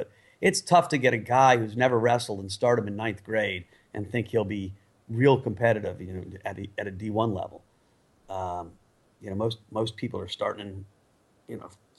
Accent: Northern Virginia, United States; moved away as an adult; also born or lived in Princeton, New Jersey / Alabama; growing up in Virginia, Northern Virginia, and then Princeton

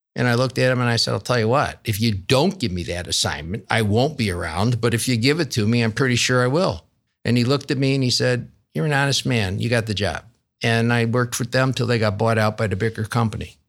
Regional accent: Rochester, New York, United States; accent: upstate New York twang; moved away as an adult; now in Columbus, United States; born and raised in Rochester, New York. And um, I, some of your listeners with a good ear will still hear that upstate New York twang

